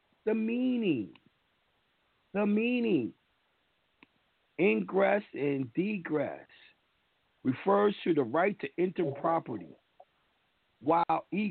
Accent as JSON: {"language": "English", "region": "New York", "country": "United States", "tie": "born or raised there", "said": "as me being born in New York, I'm a New Yorker"}